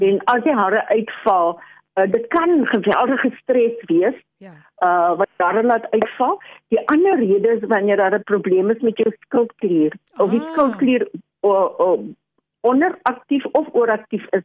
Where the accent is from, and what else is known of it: South Africa; also born or lived in Australia / England